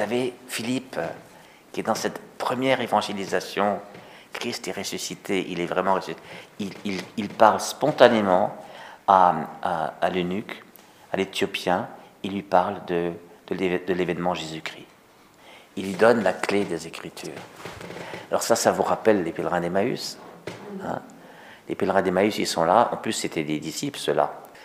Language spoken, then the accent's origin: French; Togo; chez nous au Togo